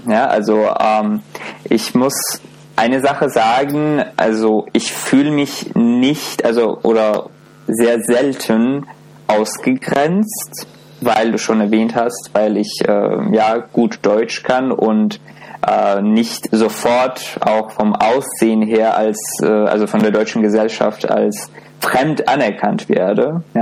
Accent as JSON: {"language": "German", "town": "Baku", "country": "Azerbaijan", "second_language": "German", "moved": "yes", "lives_now": "Cologne, Germany", "said": "Aber meine Herkunft ist aus Aserbaidschan, ja, aus einer relativ kleinen Stadt mhm. in Baku."}